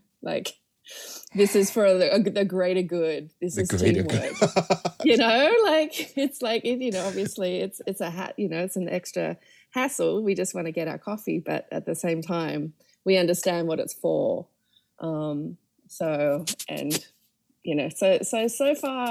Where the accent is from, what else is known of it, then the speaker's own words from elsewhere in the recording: Sydney, New South Wales, Australia; moved away as an adult; also born or lived in Melbourne, Australia / New York, United States; I'm from Sydney, Australia, and this is where I was born and raised